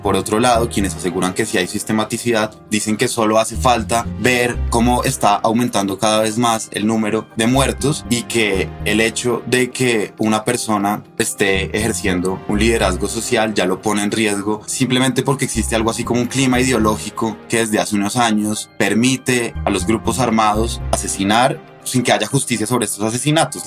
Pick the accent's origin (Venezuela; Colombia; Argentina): Colombia; soy periodista colombiano